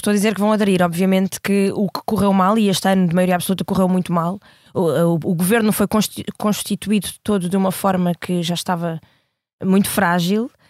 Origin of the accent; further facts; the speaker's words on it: Almada, Setúbal, Portugal; now in Lisbon, Portugal; E eu, que sou um, de Almada, a minha família toda vive em Almada, moro agora deste lado em Lisboa